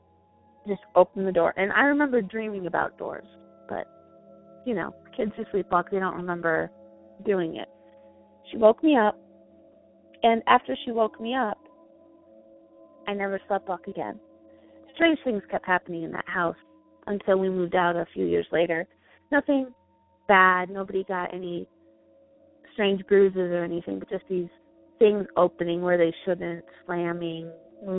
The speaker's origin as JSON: {"language": "English", "region": "Michigan", "country": "United States", "moved": "yes", "lives_now": "Idaho, United States", "said": "I'm originally from Michigan"}